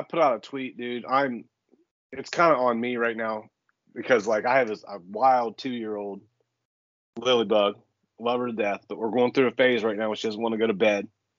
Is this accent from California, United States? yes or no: no; Eastern Ohio, United States; I grew up in Eastern Ohio, like, in the woods, right? Very rural farm area.